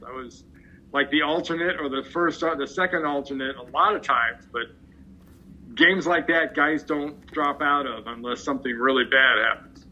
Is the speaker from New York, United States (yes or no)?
no; Los Angeles, California, United States; I grew up in Los Angeles.